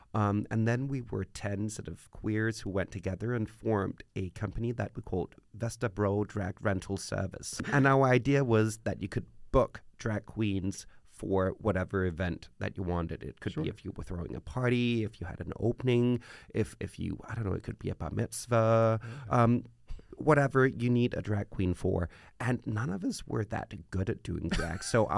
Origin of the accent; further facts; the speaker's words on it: Copenhagen, Capital Region of Denmark, Denmark; Yeah. I'm a true Copenhagener.